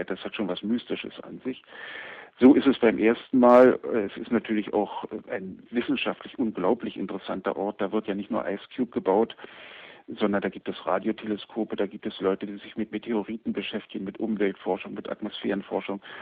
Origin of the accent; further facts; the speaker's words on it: Germany; Also ich bin in der DDR aufgewachsen